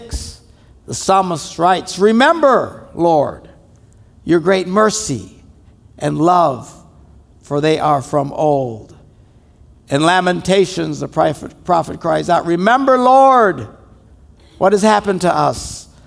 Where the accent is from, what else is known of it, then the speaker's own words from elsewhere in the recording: Wisconsin, United States; we're from Wisconsin